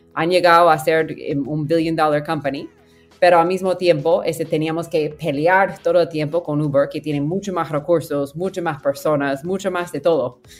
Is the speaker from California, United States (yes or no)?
yes; near Silicon Valley, California, United States; Spanish is a second language; moved away as an adult; also born or lived in Peru / Mexico City, Mexico; crecí en California y, cerca de Silicon Valley